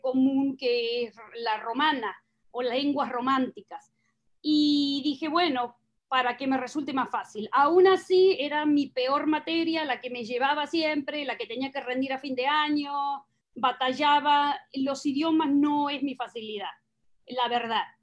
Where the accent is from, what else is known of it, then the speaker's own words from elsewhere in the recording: southern Buenos Aires Province, Argentina; accent: Argentine/Uruguayan; moved away as an adult; now in United States; nací en una ciudad pequeña eh, al sur de la provincia de Buenos Aires, hace 500 kilómetros de la capital. No soy porteña, no soy capitalina, 500 kilómetros, pero todavía dentro de la provincia de Buenos Aires